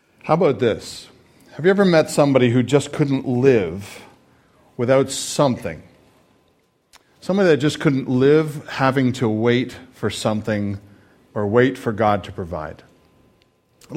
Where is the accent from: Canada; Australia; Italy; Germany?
Canada; now in United States; I am Canadian